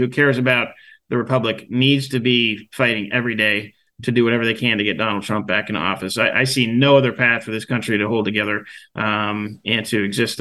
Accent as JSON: {"language": "English", "region": "Western Pennsylvania", "country": "United States", "moved": "yes", "said": "I'm from the Rust Belt. I'm from Western Pennsylvania, and I spent some time back there over Thanksgiving"}